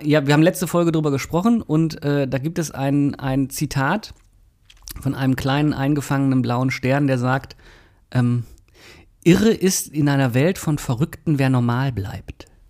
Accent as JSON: {"language": "German", "town": "Mülheim an der Ruhr", "region": "North Rhine-Westphalia", "country": "Germany", "tie": "born or raised there", "said": "Ich bin da ja in der Ecke groß geworden, mhm. also nicht in Oberhausen, aber in äh, Dümten"}